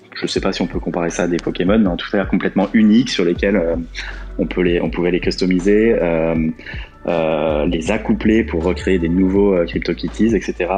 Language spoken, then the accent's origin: French; France; now in Portugal; je suis français habitant au Portugal